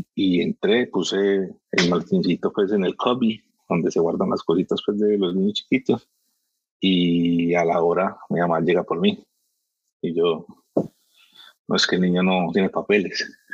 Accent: Miami, Florida, United States; moved away as an adult; also born or lived in Barranquilla, Colombia; now in Medellín, Colombia; Yo nací en Barranquilla, yo soy barranquillero. Eh, criado, obviamente, en Miami toda la vida

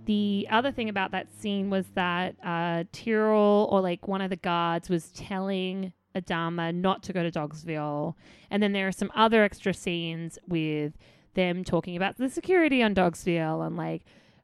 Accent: Australia; accent: Australian; my lazy Australian accent

